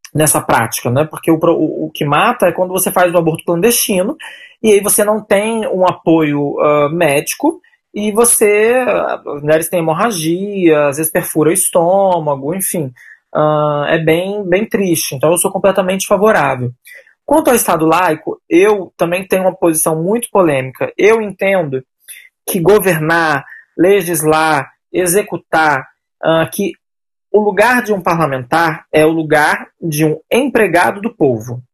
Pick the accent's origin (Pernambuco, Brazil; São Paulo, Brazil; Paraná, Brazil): São Paulo, Brazil; moved away as an adult; now in Rio de Janeiro, Brazil; eu sou natural de São Paulo, moro no Rio de Janeiro há 12 anos